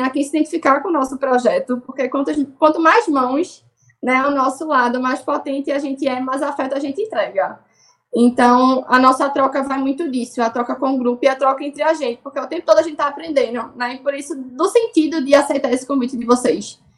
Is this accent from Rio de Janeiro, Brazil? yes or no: no; Recife, Pernambuco, Brazil; Eu sou da Torre da Vila Santa Luzia. Nasci lá e tô lá até hoje.